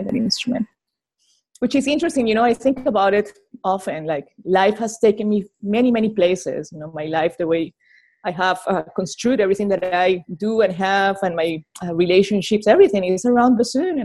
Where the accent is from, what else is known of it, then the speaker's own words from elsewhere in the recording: Colombia; English is a second language; now in Arkansas, United States; I'm from Colombia, South America